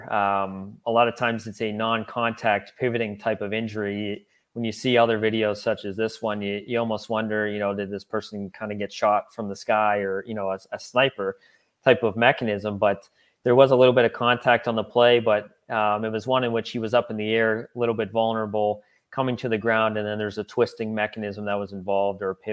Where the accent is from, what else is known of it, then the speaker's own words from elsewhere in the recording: Pittsburgh, Pennsylvania, United States; moved away as an adult; also born or lived in Los Angeles; now in Ohio, United States; I grew up in Pittsburgh